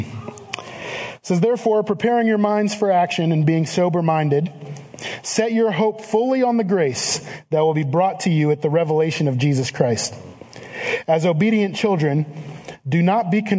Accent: Cleveland, Ohio, United States; I am from the Cleveland area

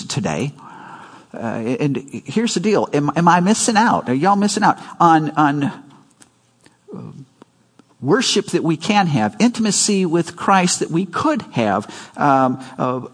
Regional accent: Chicago, Illinois, United States; they moved to Chicago before I was born, and so we were raised in Chicago.

